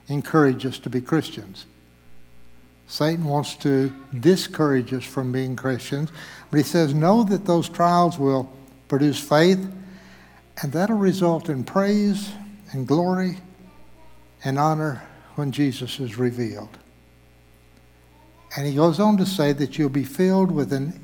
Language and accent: English; Zimbabwe; now in Bentonville, United States; I was born in Zimbabwe, Africa